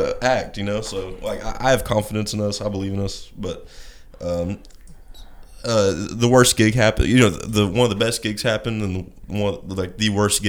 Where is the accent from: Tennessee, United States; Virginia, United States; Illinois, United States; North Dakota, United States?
Tennessee, United States; Seymour; So, we're from Seymour